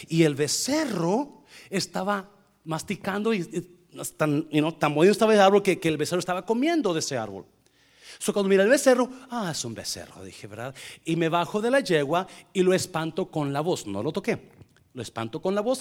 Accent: Nayarit, Mexico; yo crecí en Nayarit

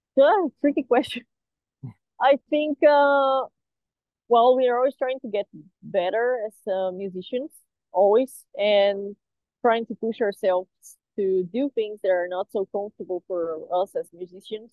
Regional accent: Brazil; We all live very far from each other, even though we are all from Brazil.

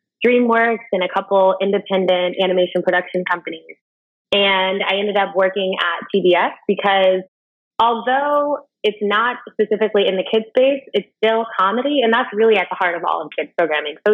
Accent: Cincinnati, Ohio, United States; also born or lived in Inglewood, California / New York; now in Los Angeles, United States; My parents met in Cincinnati, Ohio, and that's where they raised the kids. So I'm from Ohio

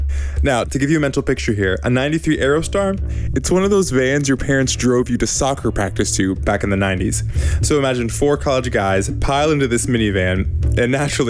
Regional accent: Jackson, Tennessee, United States; moved away; Jackson, that town he moved to for college, that's my hometown.

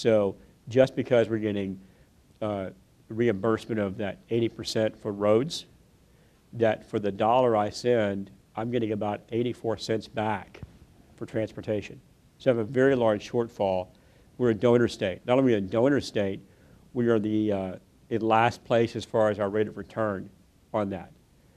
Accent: West Texas, United States; I grew up in West Texas

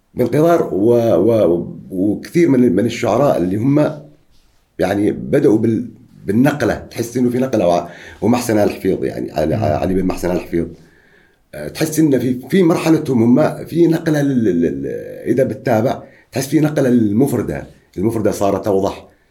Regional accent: Oman; عندنا في عمان

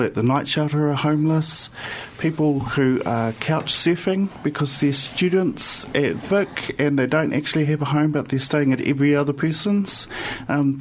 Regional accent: Gisborne, New Zealand; moved away; also born or lived in Auckland / Wellington / Christchurch / Porirua; I stem from the East Coast, Gisborne, Gizzy boy.

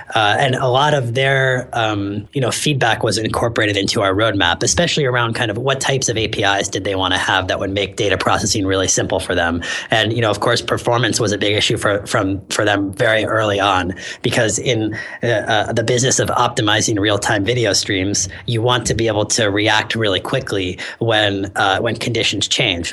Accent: San Francisco, California, United States; moved away as an adult; I'm actually from San Francisco originally

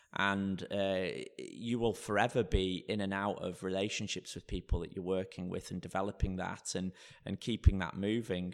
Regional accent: Blackpool, North West England, United Kingdom; also born or lived in London; now in Bromley, United Kingdom; I grew up in a place called Blackpool

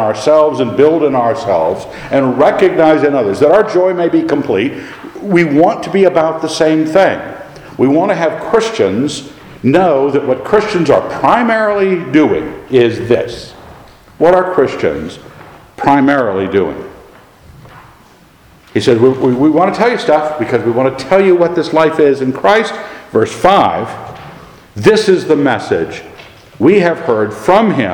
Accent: Annapolis, Maryland, United States; We grew up in Annapolis

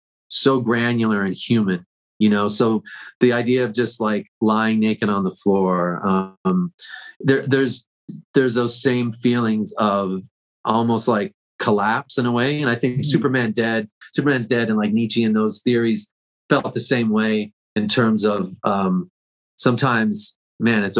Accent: Toronto, Ontario, Canada; I grew up in Toronto, so I rode the subways a lot.

